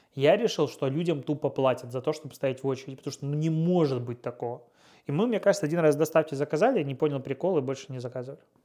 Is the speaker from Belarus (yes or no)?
yes; Pinsk, Brest Region, Belarus; moved away as an adult; now in Russia; я из Пинска